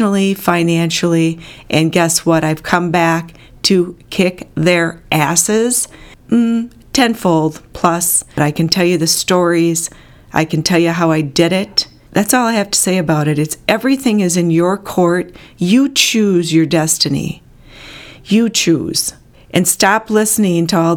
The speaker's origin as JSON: {"language": "English", "town": "Bloomer", "region": "Wisconsin", "country": "United States", "tie": "born or raised there", "also_born_or_lived": "Antioch, Illinois", "said": "when we moved from Antioch, Illinois to Bloomer, Wisconsin"}